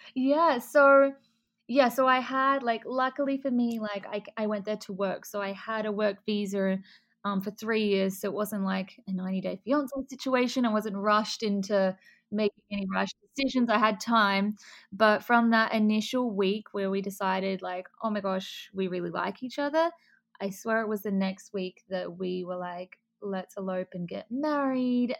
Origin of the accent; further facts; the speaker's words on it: Adelaide, South Australia, Australia; moved away as an adult; also born or lived in Melbourne, Australia; now in Miami, United States; I'm originally from Adelaide, and then um, I started modeling when I was like 14, and then at 18, I decided I wanted to go to Melbourne